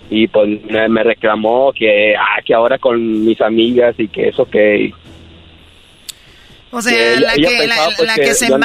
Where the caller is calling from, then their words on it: Guadalajara, Jalisco, Mexico; De Guadalajara, Jalisco.